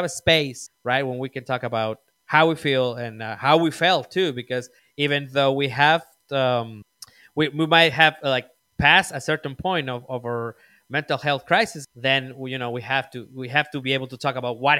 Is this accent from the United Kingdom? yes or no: no; Mexico; moved away; also born or lived in United States; I grew up in Mexico. I was born in Mexico. I live a long time in the States too, but I grew up in Mexico.